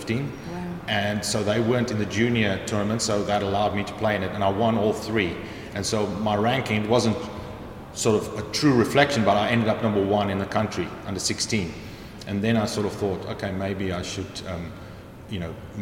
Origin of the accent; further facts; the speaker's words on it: Cape Town, Western Cape, South Africa; moved away as an adult; now in York, United Kingdom; I grew up in just outside Cape Town, in a sort of suburb called Belleville, and that's where I went to school